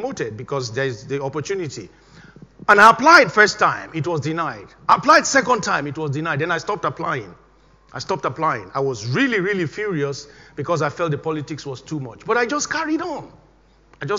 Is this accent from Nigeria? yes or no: yes; Nigeria; moved away as an adult; I was still living, of course, in Nigeria then, my home country